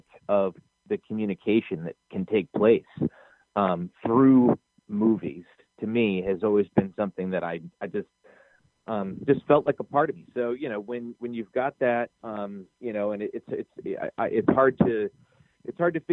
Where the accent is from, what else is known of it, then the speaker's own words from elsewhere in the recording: New Hampshire, United States; moved away as an adult; also born or lived in New York / Boston; now in Mankato, United States; I'm originally from New Hampshire, and I grew up in New Hampshire